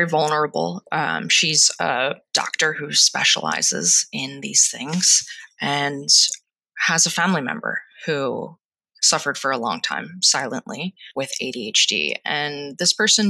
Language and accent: English; Delaware County, Pennsylvania, United States; moved away; I'm from Delaware County, Pennsylvania, and I say water.